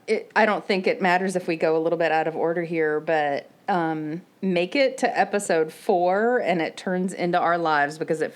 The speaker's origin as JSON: {"language": "English", "region": "Florida", "country": "United States", "tie": "born or raised there", "said": "but we grew up in Florida"}